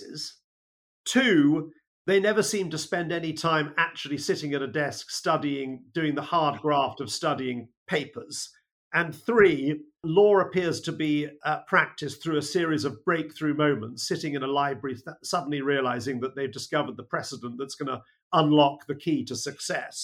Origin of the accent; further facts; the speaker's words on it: Colchester, East of England, United Kingdom; moved away as an adult; also born or lived in Bristol; I was born in England's greatest county, Essex, and England's greatest town, now city, Colchester, and was brought up in Essex for a period of time. Went to a school in Colchester